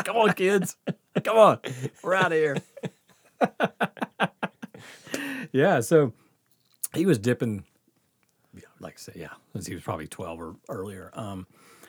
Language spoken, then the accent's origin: English; the South, United States; growing up in the South